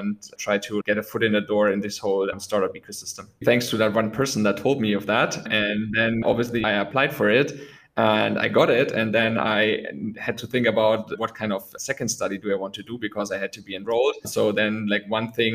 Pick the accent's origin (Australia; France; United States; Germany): Germany; close to Munich, Bavaria; I was born in Munich born in Germany, close to Munich